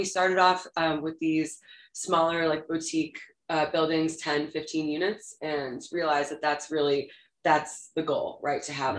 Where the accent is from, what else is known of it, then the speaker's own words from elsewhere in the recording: Rochester, New York, United States; I grew up in Rochester, New York.